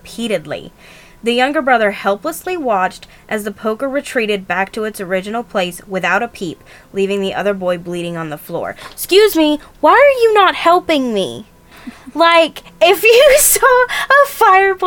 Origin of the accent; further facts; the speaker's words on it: North Carolina, United States; we are from North Carolina